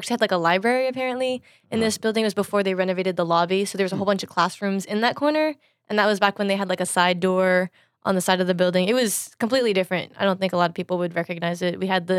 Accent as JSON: {"language": "English", "country": "United States", "tie": "born or raised there", "also_born_or_lived": "China"}